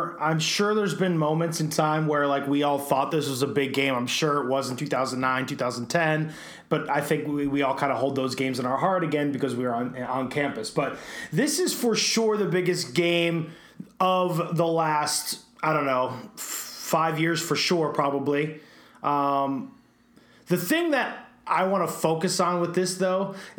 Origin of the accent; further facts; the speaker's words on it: Chicago, Illinois, United States; we are from Chicago. We've always claimed to be from Chicago.